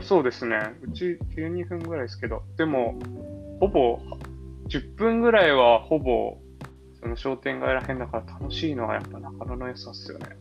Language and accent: Japanese; Kyushu, Japan; now in Nakano, Japan; 九州生まれなのもあって